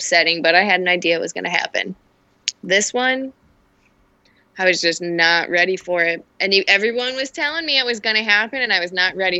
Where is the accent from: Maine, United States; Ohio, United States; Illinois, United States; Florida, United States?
Illinois, United States; Chicago; I was born on the South Side